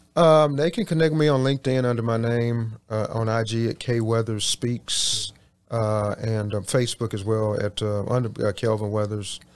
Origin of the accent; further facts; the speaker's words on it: Houston, Texas, United States; from Houston, so I'm, I'm born and raised